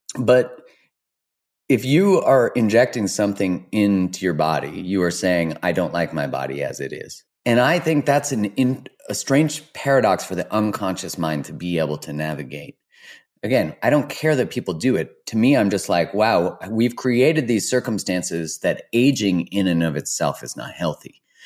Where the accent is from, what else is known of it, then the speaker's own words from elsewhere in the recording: Canada; as a Canadian